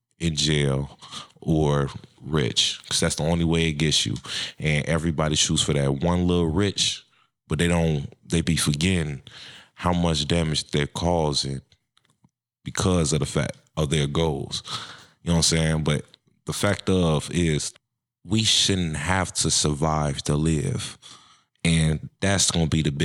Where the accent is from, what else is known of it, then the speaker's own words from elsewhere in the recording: Chicago, Illinois, United States; now in Minnesota, United States; I'm from Chicago, Illinois. I'm in Minnesota. I wanted to get away from Chicago